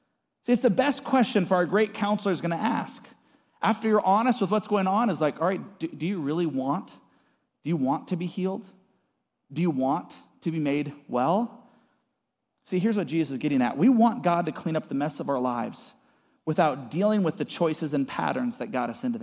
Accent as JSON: {"language": "English", "town": "Seattle", "region": "Washington", "country": "United States", "tie": "born or raised there", "also_born_or_lived": "California / Arizona", "moved": "yes", "lives_now": "Post Falls, United States", "said": "I grew up in Seattle"}